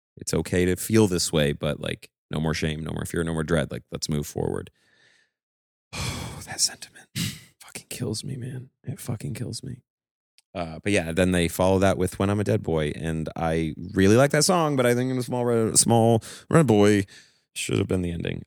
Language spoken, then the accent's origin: English; Maine, United States; growing up in Maine, Like, we grew up in a very small town